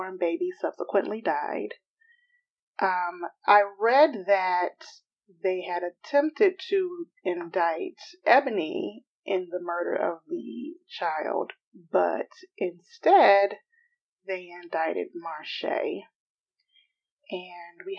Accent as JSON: {"language": "English", "town": "Atlanta", "region": "Georgia", "country": "United States", "also_born_or_lived": "Los Angeles", "moved": "as an adult", "said": "We're both proud Atlantans. When I lived in L.A., I called myself Southern"}